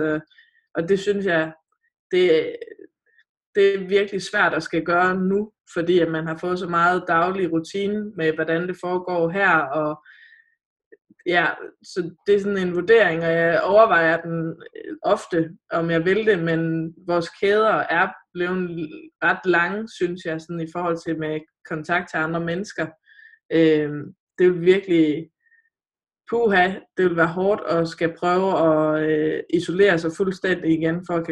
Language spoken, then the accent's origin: Danish; North Jutland, North Denmark Region, Denmark; Jeg er nordjyde